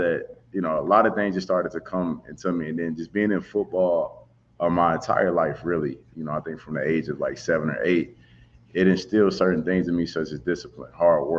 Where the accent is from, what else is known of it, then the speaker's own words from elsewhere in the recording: St. Louis, Missouri, United States; growing up in St. Louis, Missouri, that's where I'm from